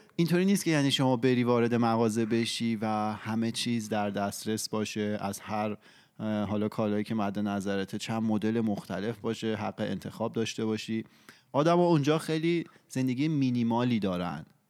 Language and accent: Persian; Iran; moved away; ماهایی که توی ایران بزرگ شدیم